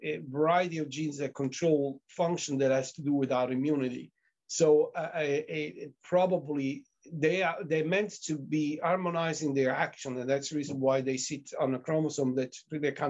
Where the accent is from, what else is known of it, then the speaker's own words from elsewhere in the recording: Italy; moved away; I'm from Italy